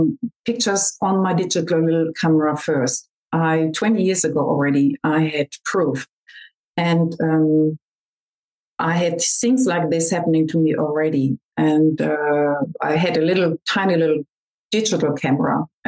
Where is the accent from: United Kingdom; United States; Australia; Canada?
Australia; We came from Australia to Germany and visited our best friends back then